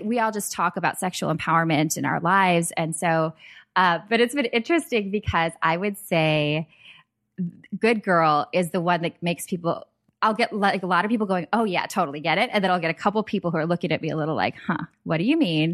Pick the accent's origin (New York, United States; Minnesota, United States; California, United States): Minnesota, United States; I grew up in Minnesota